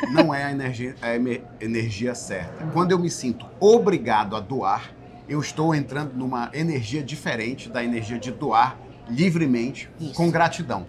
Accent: Belém, Pará, Brazil; moved away as an adult; now in United States; eu sou de Belém do Pará, mas moro nos Estados Unidos há mais de 20 anos

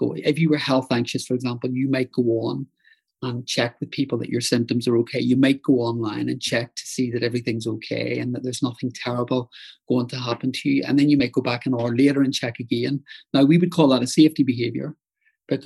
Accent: Northern Ireland, United Kingdom; moved away; I grew up in Northern Ireland

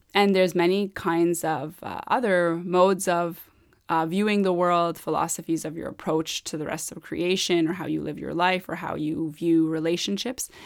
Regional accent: Sari, Mazandaran, Iran; moved away; I was born in Sari

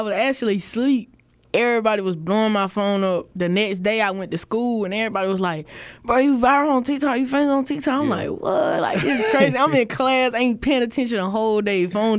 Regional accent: Lancaster, South Carolina, United States; I'm from Lancaster, South Carolina. Well, on the map it's Lancaster, but if you know, you know, it's Lancaster.

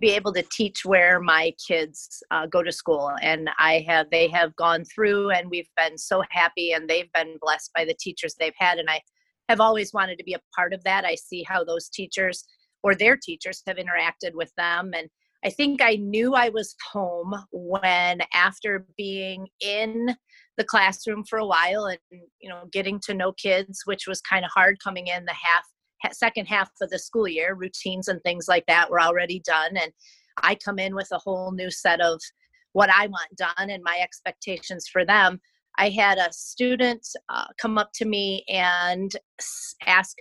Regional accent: Romulus, Michigan, United States; also born or lived in Southgate, Michigan / Riverview, Michigan; I grew up in Romulus, right off the end of a runway

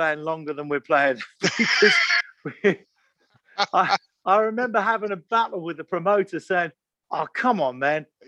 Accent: England, United Kingdom; we're from England

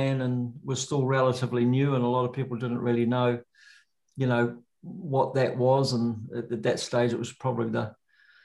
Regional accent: Auckland, New Zealand; also born or lived in Hobsonville; now in Wanaka, New Zealand; I grew up up north in Auckland.

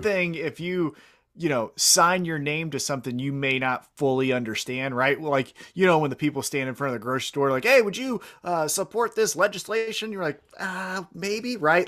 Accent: Kansas City, United States; I'm from Kansas City

